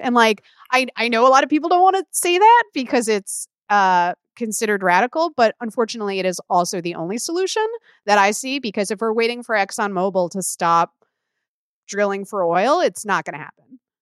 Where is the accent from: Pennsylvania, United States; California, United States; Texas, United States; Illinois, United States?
Illinois, United States; where I grew up in Illinois